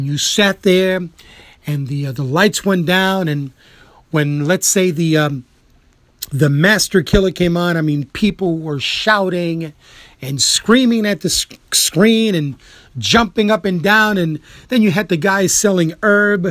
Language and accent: English; New York City, New York, United States; I am a New Yorker, you know, sevenfold